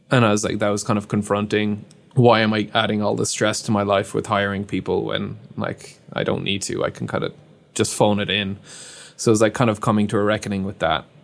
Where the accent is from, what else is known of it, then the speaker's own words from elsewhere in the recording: Ireland; I'm Irish